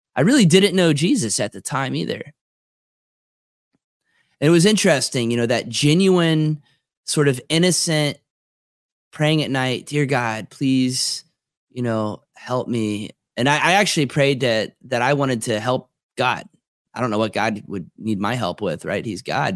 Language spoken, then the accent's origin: English; Tequesta, Florida, United States; I was a kid growing up in Tequesta, Florida